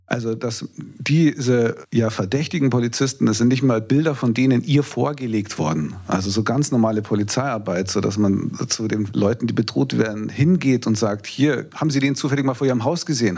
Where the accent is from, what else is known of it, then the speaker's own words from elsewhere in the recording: Bavaria, Germany; als Bayer